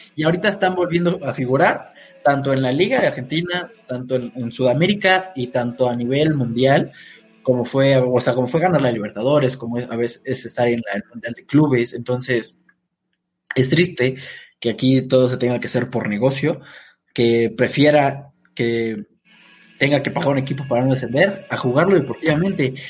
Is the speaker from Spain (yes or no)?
no; Mexico